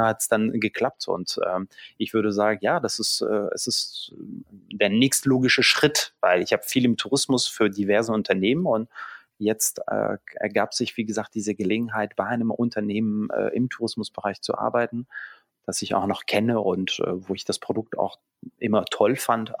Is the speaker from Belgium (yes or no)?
yes; Belgium; German is a second language; moved away as an adult; now in Hamburg, Germany; in der Schule in Belgien Niederländisch als erste, äh, Fremdsprache